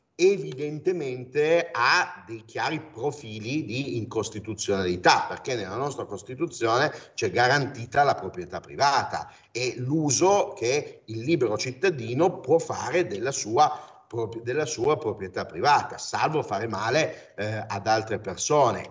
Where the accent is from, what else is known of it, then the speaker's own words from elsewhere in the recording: Turin, Piedmont, Italy; io sono di Torino